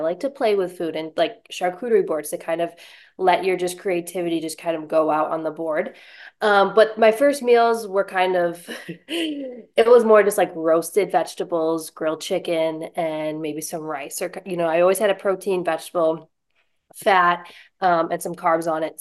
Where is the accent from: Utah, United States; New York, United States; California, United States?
New York, United States; Buffalo; moved away as an adult; now in Lynchburg, United States; I'm originally from Buffalo, New York